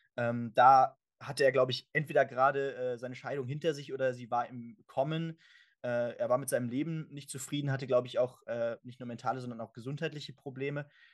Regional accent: Germany; für uns natürlich auch als Deutsche

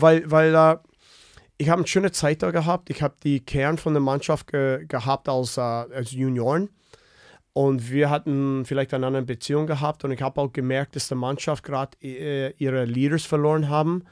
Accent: Winnipeg, Manitoba, Canada; German is a second language; moved away as an adult; now in Germany; ich komme aus Winnipeg, wo äh, wir haben viel Möglichkeit dort äh, draußen äh, Schlittschuh zu laufen und zu spielen

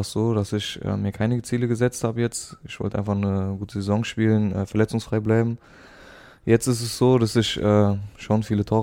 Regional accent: Frankfurt, Hesse, Germany; ich bin in der Nähe von Frankfurt geboren, bin dort aufgewachsen in Frankfurt.

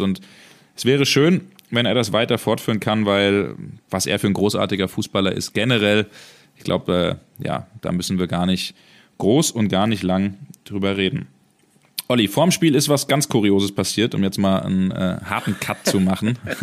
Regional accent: Hesse, Germany; bei uns in Hessen

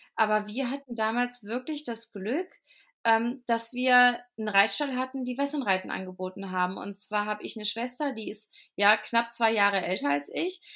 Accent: Cologne, North Rhine-Westphalia, Germany; also born or lived in Fulda; now in Fladungen, Germany; ich komme ja ursprünglich aus Köln

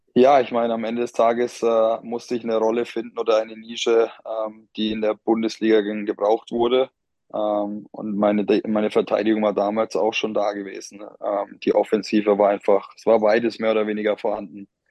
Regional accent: Bamberg, Bavaria, Germany; moved away as an adult; also born or lived in Bonn; ich bin Oberfranke

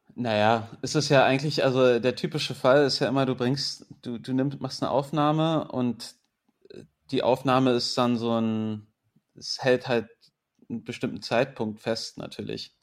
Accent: Berlin, Germany; also born or lived in England; ich bin in Berlin groß geworden, bilingual aufgewachsen

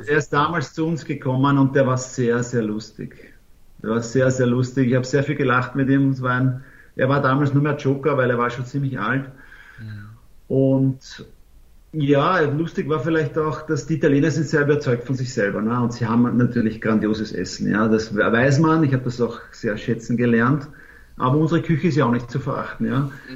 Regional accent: Austria; moved away as an adult; also born or lived in Italy; das haben wir in Österreich auch

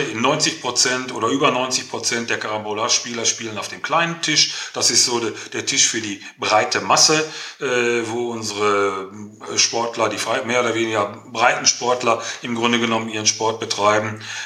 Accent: Herne, North Rhine-Westphalia, Germany; ich komme ja aus dem Ruhrgebiet, also mitten im Ruhrpott, ich bin gebürtiger Herner, wohne auch immer noch hier, bin in einer, bin in einer Bergmannskneipe groß geworden

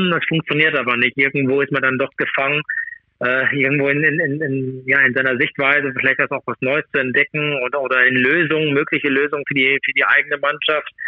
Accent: Germany; ich bin Deutscher und von daher bin ich natürlich auch Deutschland auch zugewandt.

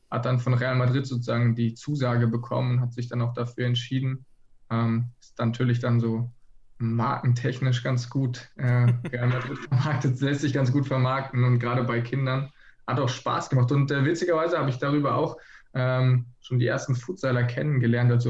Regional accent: Baden-Württemberg, Germany; moved away as an adult; now in Flensburg, Germany; Genau, wir kommen ursprünglich aus, aus der Nähe von Freiburg

